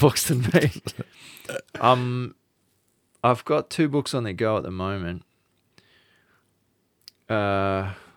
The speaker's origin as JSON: {"language": "English", "country": "Australia", "said": "we're from Australia"}